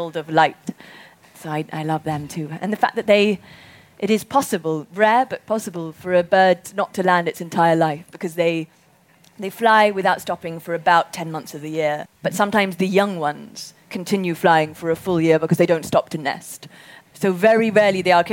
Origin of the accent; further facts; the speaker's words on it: Zimbabwe; we grew up in Zimbabwe